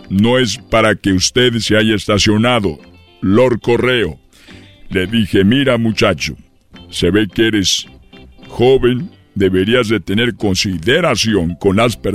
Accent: Guanajuato, Mexico; Es que yo soy de Guanajuato y tenía el peluche de la fiera.

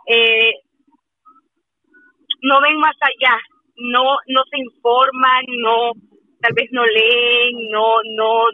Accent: Mexico; Yo, de México.

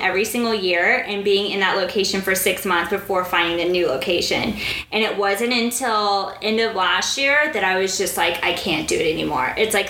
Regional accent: Dubai, United Arab Emirates; I was like, I'll be there. I'm from Dubai, but I will be there.

